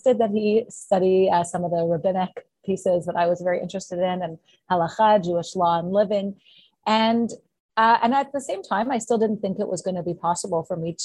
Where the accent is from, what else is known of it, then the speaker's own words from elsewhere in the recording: Canada; also born or lived in Montreal, Quebec / Ottawa, Ontario; So I grew up in Montreal and Ottawa